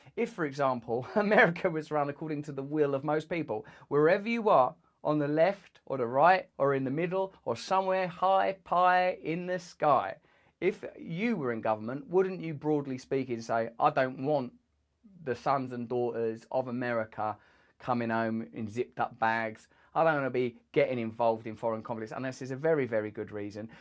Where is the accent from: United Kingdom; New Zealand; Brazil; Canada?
United Kingdom; England; As an English person